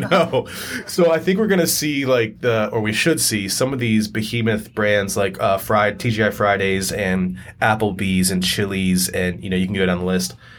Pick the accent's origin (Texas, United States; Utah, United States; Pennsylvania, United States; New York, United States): Pennsylvania, United States; York; also born or lived in Harrisburg, Pennsylvania; I grew up in York, Harrisburg, Pennsylvania